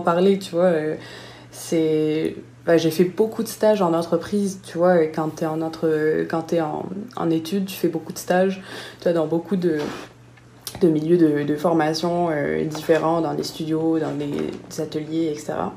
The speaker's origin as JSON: {"language": "French", "town": "Nice", "region": "Provence-Alpes-Côte d'Azur", "country": "France", "tie": "born or raised there", "moved": "as an adult", "lives_now": "Montreal, Canada", "said": "Je viens de Nice"}